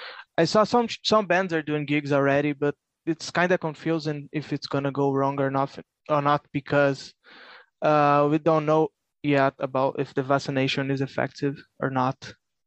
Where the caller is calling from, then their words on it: Brazil; English is a second language; I'm talking straight from Brazil.